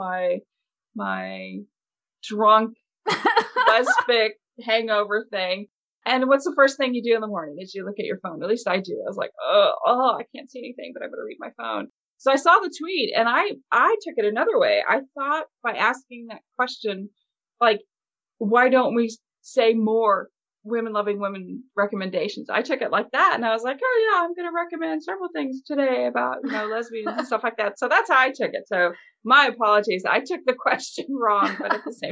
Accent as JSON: {"language": "English", "town": "Kansas City", "country": "United States"}